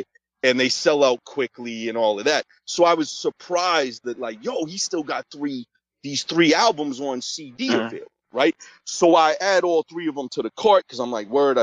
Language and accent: English; Massachusetts, United States; my home state of Massachusetts